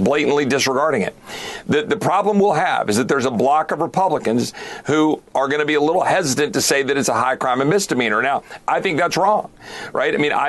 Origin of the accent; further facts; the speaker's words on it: Texas, United States; as a Texan